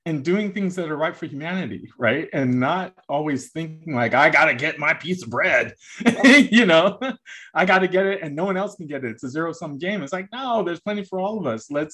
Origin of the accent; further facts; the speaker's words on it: United States; as an American, I was very American